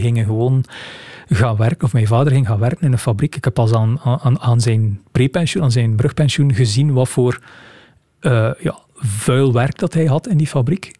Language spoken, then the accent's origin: Dutch; Rumbeke, Flanders, Belgium; born or raised there; moved away as an adult; now in Ghent, Belgium